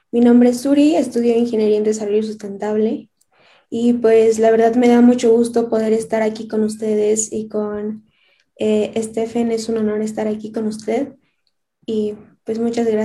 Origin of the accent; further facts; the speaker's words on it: Veracruz, Mexico; Por el planeta yo cuido el agua, porque soy de Veracruz.